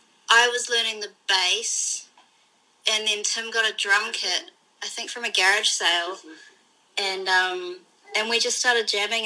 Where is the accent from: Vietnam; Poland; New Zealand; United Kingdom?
New Zealand; Gisborne; moved away as an adult; This is when I was in my hometown, Gisborne, which is a tiny place in the North Island